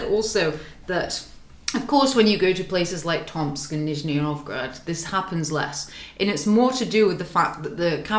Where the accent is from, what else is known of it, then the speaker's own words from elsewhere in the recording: United Kingdom; now in Russia; I'm British